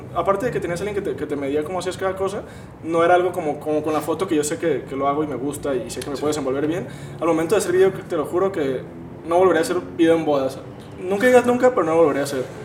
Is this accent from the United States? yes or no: no; Guadalajara, Jalisco, Mexico; somos aquí de Guadalajara